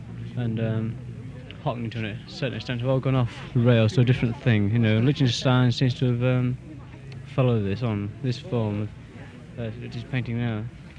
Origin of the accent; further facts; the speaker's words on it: Birmingham, West Midlands, United Kingdom; Well, I'm from, we're both from Birmingham, and we're from the art college there.